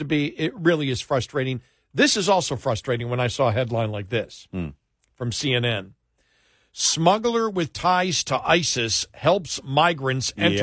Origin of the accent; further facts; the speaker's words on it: Buffalo, New York, United States; And it's not, you know, growing up in New York in Buffalo with the snow, you said, okay, we make it snow.